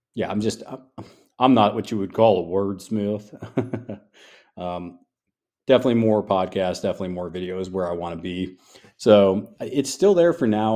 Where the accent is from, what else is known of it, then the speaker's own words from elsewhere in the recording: New York, United States; now in the South, United States; I'm from New York